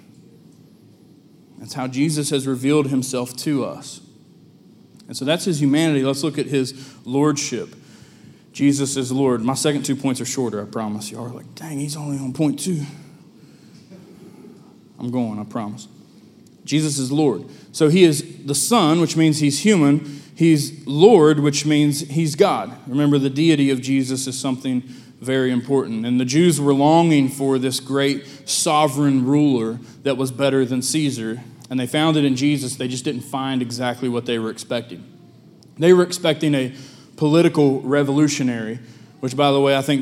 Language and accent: English; United States; I'm from Lincoln County